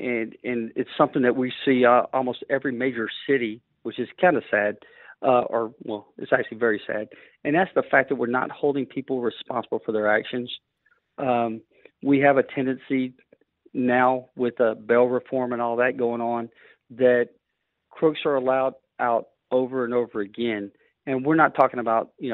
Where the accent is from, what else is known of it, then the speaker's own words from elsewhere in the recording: Cloverleaf, Texas, United States; Well, I grew up in the Cloverleaf area, and if anybody knows that area over in North Shore, it's not the nicest of areas